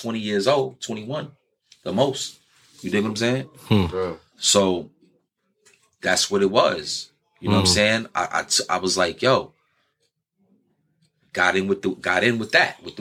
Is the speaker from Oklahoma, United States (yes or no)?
no; New York City, New York, United States; I'm from New York City